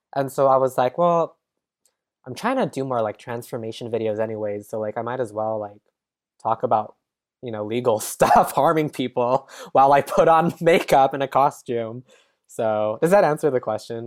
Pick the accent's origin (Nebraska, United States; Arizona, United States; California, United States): California, United States; San Jose; also born or lived in San Francisco; now in Los Angeles, United States; I'm from San Jose, California